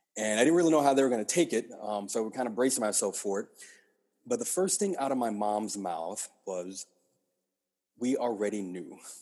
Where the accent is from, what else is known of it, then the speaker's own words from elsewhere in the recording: Lake Charles, Louisiana, United States; moved away as an adult; also born or lived in Nashville, Tennessee; now in Washington, D.C., United States; born and raised in, in Lake Charles